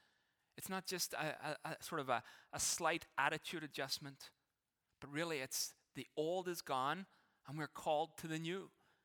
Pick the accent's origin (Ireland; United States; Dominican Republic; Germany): Ireland; now in Canada; there will be things that I will never, in a sense, stop being Irish about. Some of the ways I think, it's just who I am. It'll never change. But there were things that I had to change, that I had to give up, in a sense, to be Canadian.